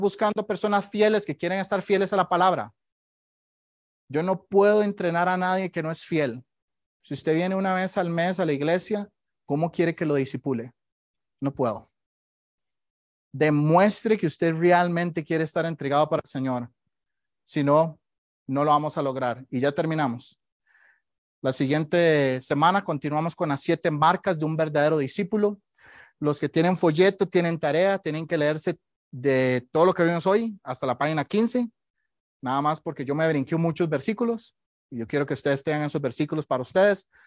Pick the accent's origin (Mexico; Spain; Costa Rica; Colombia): Costa Rica; moved away; Yo soy de Costa Rica y ahí tenemos muchos eh, temblores todo el día